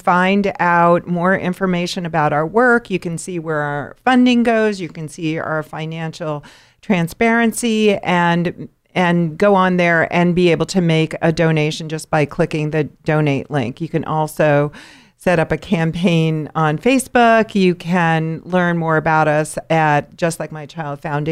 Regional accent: New York, United States; growing up in New York with my family

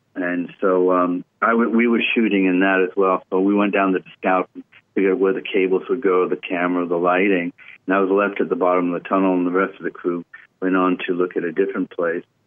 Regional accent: United Kingdom; moved away; also born or lived in Los Angeles; I'm British, and I lived

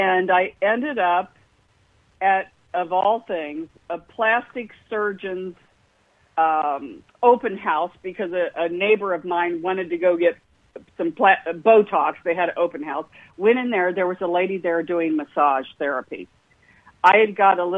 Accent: Indianapolis, Indiana, United States; I grew up in Indianapolis, Indiana, the home of the Indianapolis 500

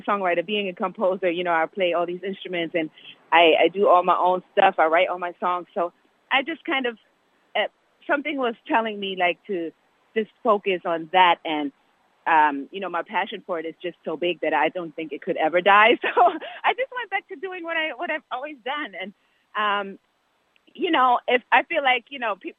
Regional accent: Germany; moved away; I'm originally from Germany

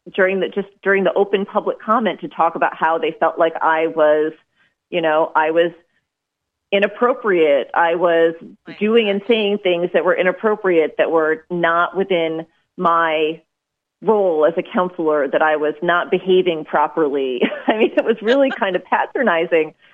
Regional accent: Maine, United States; I'm from Maine

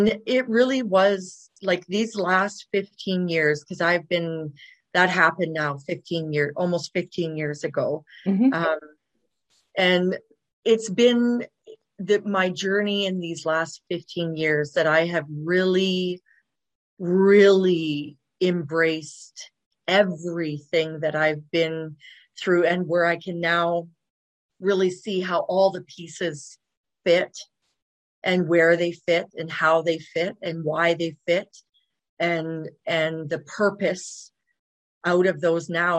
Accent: Dawson Creek, British Columbia, Canada; moved away as an adult; also born or lived in Kamloops, British Columbia; now in Calgary, Canada; I was born in Kamloops, BC, British Columbia. Yeah. But I mostly grew up way up north, like Dawson Creek, Fort St. John, BC, in that area

